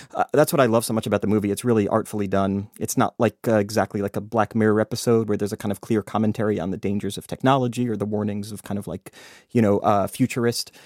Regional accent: United States; I'm American

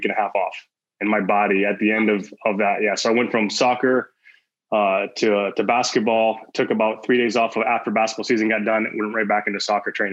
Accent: Michigan, United States; I'm from Michigan originally, in the U.S.

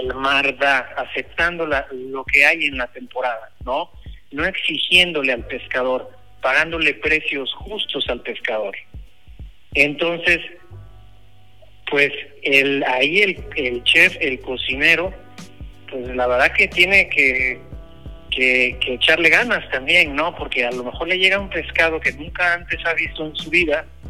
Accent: Veracruz, Mexico; yo nací en Veracruz, yo soy de Veracruz.

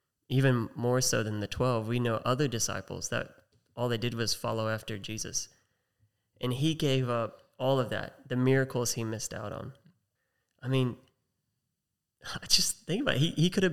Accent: United States; accent: American; now in Australia; we got two Americans hosting a podcast based out of Australia

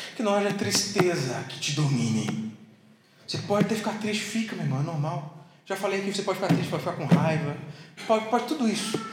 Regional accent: South Region, Brazil

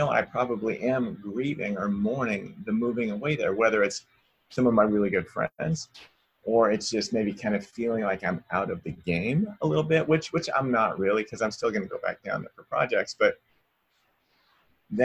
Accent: Salem, United States; moved away as an adult; also born or lived in Reno; now in Los Angeles, United States; I moved away from Salem, where I'm from, to Reno for 4 years, and then I moved to LA for 7.

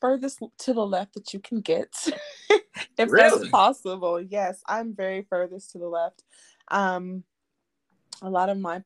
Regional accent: Oakland, California, United States; now in Jacksonville, United States; I'm from Oakland, California, currently living in Jacksonville

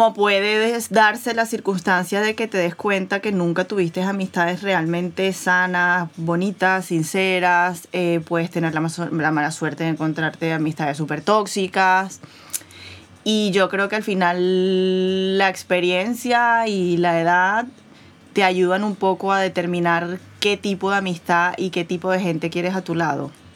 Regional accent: Venezuela; moved away; yo crecí en Venezuela

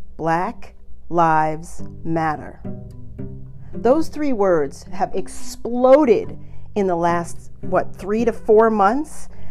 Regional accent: United States; I'm from the United States

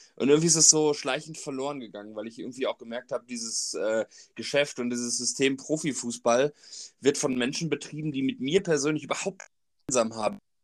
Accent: Sauerland, North Rhine-Westphalia, Germany; also born or lived in Bernheim; now in Frankfurt, Germany; ich komme auch aus Bernheim, also ich wohne in Bernheim, bin aber eigentlich gebürtiger Sauerländer.

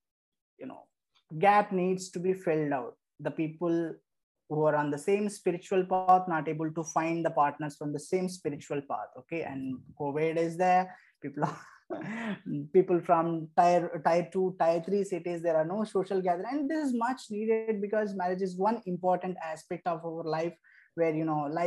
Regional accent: Erode, Tamil Nadu, India; I'm from Erode, Tamil Nadu

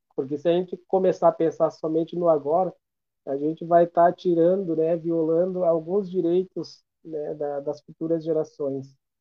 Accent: Brazil; somos nós, brasileiros

